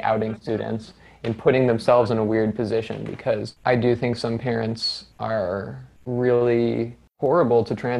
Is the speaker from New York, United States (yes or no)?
no; Ann Arbor, Michigan, United States; I grew up in Ann Arbor